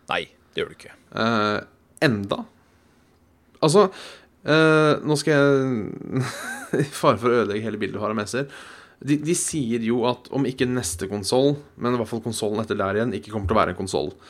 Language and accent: Norwegian; Norway; Nei, for, for oss hjemme i Norge så...